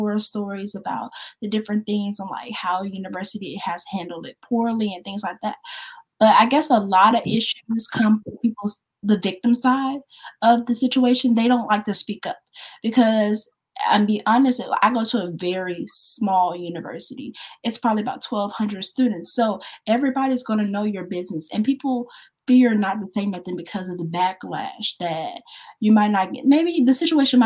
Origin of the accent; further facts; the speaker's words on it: Shreveport, Louisiana, United States; also born or lived in New Orleans, Louisiana; I'm from Shreveport, Louisiana